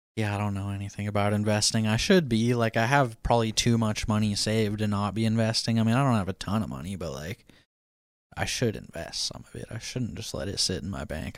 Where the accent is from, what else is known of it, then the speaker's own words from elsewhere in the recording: Washington, United States; Washington, my home state